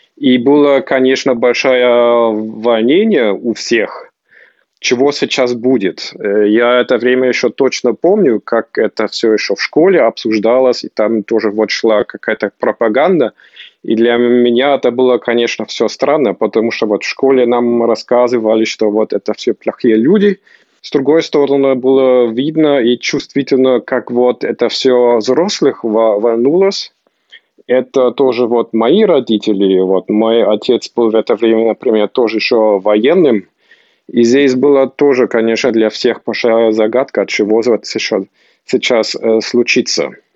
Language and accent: Russian; Potsdam, Brandenburg, Germany; also born or lived in Moscow, Russia / Volgograd, Russia; я жил в Потсдаме